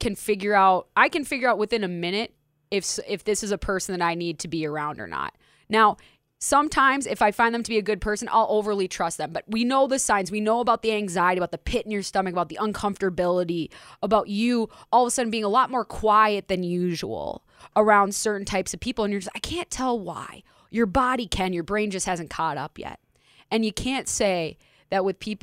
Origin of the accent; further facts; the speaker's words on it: Minneapolis, Minnesota, United States; Minneapolis, my community.